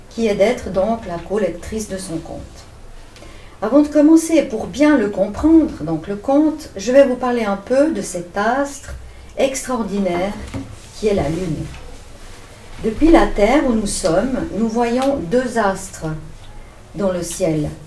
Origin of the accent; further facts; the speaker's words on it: Vevey, Vaud, Switzerland; born there; moi j'habite en Valais depuis 15 euh, ans, mais je suis née euh, à Vevey.